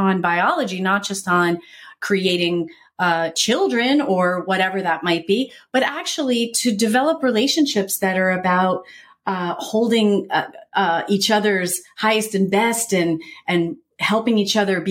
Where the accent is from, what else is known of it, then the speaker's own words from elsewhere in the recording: New Jersey, United States; I'm an Italian from New Jersey